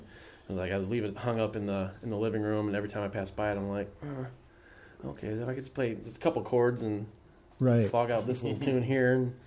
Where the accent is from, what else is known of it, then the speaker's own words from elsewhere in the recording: Portage, Indiana, United States; also born or lived in La Porte; I grew up in Portage until I was 15 and moved to La Porte.